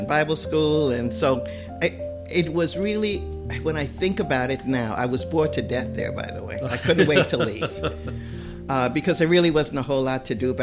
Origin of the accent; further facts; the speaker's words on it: U.S. Virgin Islands; I grew up in St. Thomas in the Virgin Islands